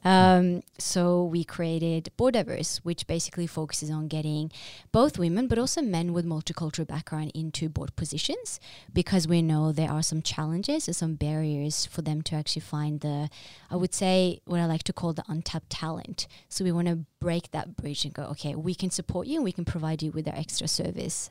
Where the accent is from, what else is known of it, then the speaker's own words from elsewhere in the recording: Drammen, Buskerud, Norway; now in Oslo, Norway; I'm originally from Drammen